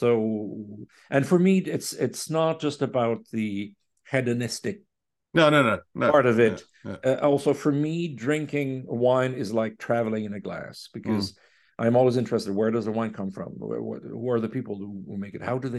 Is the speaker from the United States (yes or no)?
no; Quebec, Canada; accent: Quebecer; I think he fell in love with my Quebecer accent.